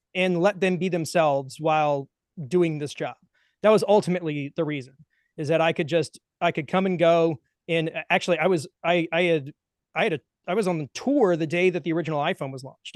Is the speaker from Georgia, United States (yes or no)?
yes; Atlanta, Georgia, United States; I'm from the Atlanta area